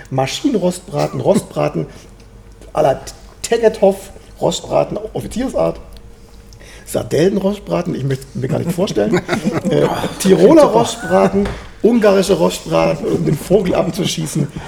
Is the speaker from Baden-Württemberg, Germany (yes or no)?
yes; Swabia, Baden-Württemberg, Germany; obwohl ich ja gebürtiger Schwabe bin